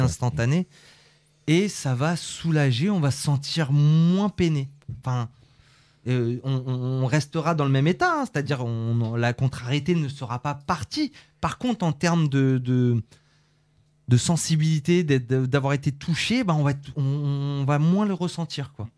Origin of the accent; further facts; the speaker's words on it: Conflans-Sainte-Honorine, Île-de-France, France; On est natif de Conflans, la clinique des tilleuls